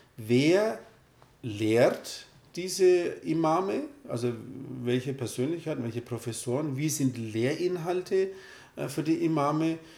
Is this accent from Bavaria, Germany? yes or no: yes; Röthenbach, Bavaria, Germany; also born or lived in Turkey; Ich bin hier in Deutschland aufgewachsen, lebe seit 50 Jahren hier